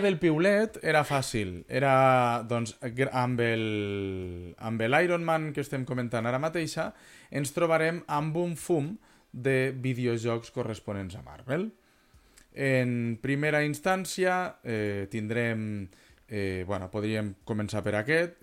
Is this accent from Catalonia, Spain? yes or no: no; Vinaròs and Benicarló, Valencian Community, Spain; nosaltres som de Vinaròs i Benicarló